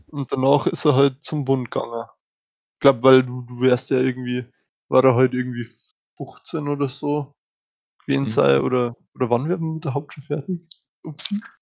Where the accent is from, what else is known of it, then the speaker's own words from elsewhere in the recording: Germany; wir als Deutsche